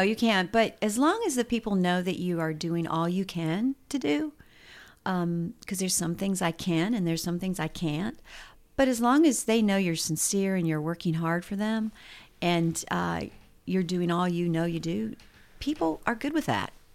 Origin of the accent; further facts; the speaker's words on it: Mansfield, Ohio, United States; moved away as an adult; also born or lived in Dallas, Texas; now in Tennessee, United States; I was born in Mansfield, Ohio